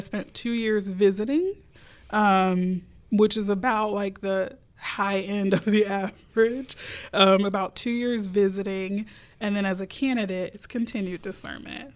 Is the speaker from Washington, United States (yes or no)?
no; Houston, Texas, United States; I grew up Baptist in Houston, Texas